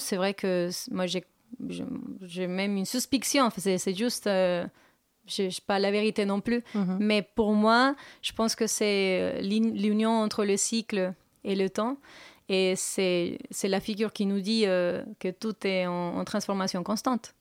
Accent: Colombia; French is a second language; moved away as an adult; now in Paris, France

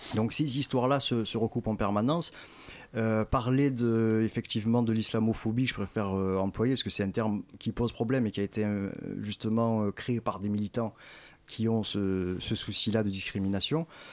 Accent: Marseille, Provence-Alpes-Côte d'Azur, France; born or raised there

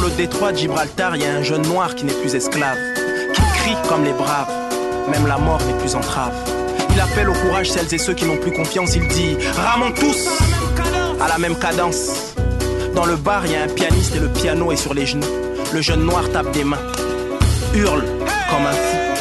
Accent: Strasbourg, Grand Est, France; on est de Strasbourg

